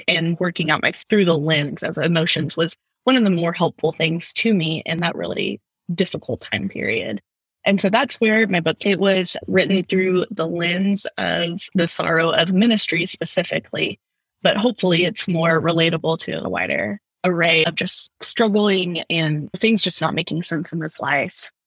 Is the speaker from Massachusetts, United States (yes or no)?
no; outside of Houston, Texas, United States; I grew up in the Bible Belt. I grew up outside of Houston